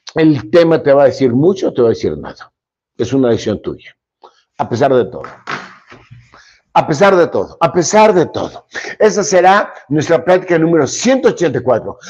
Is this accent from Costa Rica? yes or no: no; Monterrey, Nuevo León, Mexico; cómo somos los regiomontanos